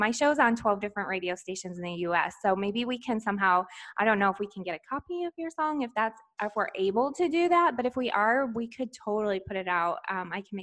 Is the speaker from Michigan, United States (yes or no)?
yes; Michigan, United States; I grew up in Michigan, so we were neighbors to Canada